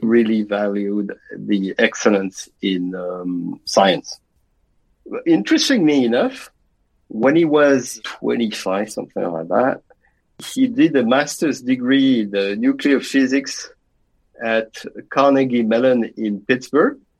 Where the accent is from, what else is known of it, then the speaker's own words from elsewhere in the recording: France; moved away; I was raised with my uh, two younger sisters in a middle class family in France.